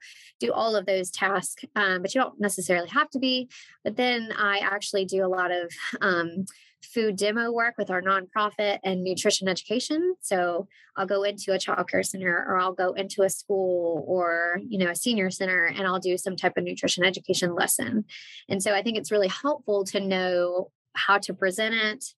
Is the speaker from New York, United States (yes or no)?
no; North Carolina, United States; I'm from North Carolina. I'm still based in North Carolina.